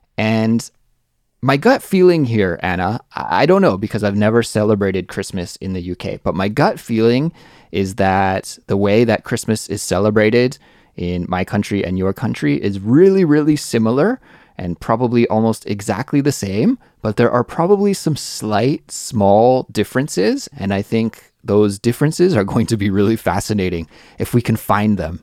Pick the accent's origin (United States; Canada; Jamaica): Canada; moved away as an adult; now in South Korea; I'm from Canada